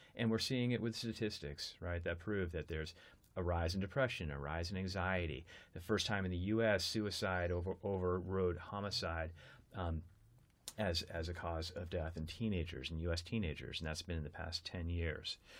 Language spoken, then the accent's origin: English; United States; I'm American.